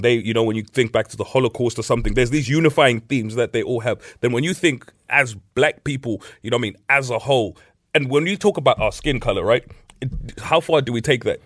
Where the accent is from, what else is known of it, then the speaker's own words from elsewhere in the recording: Middlesbrough, North East England, United Kingdom; growing up in Middlesbrough